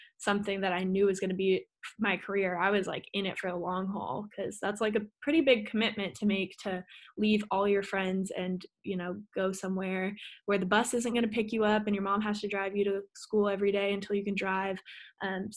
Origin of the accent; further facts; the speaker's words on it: Austin, Texas, United States; I was born and raised in Austin, Texas